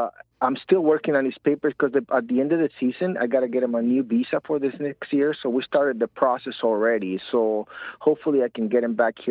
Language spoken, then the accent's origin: English; Tijuana, Baja California, Mexico; moved away; also born or lived in San Diego; I was born in San Diego, and I was raised in Tijuana, Mexico.